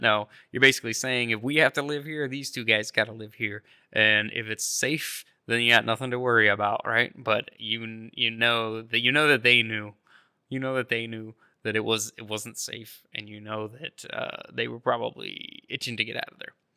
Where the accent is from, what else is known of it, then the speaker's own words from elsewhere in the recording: North Idaho, United States; near where I grew up in North Idaho, the Silver Valley